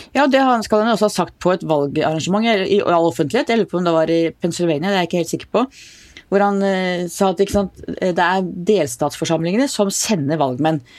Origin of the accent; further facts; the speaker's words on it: Oslo, Norway; Jeg vokste opp i Oslo.